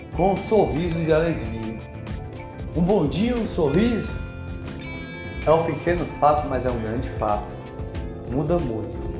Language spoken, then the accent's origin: Portuguese; Ceará, Brazil; Sou do Ceará